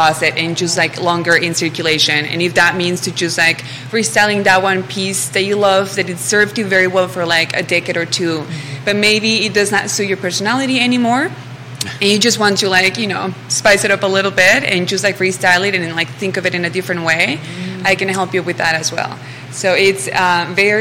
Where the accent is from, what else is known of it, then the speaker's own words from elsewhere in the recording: Mexico; now in Charlottesville, United States; I'm originally from Mexico. I've been in Charlottesville for the last year or so.